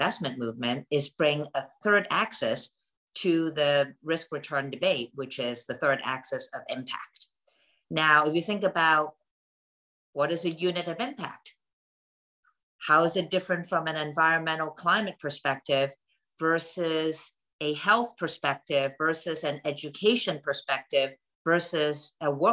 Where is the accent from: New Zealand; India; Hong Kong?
Hong Kong; now in United States; I grew up in Hong Kong and my entire family still lives in that part of the world. But I came to the United States for school